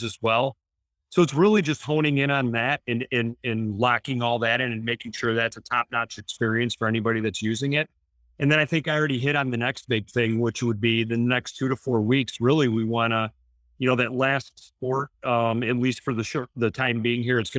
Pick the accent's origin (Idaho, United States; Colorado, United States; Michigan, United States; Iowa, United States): Michigan, United States; Detroit; we're all from Detroit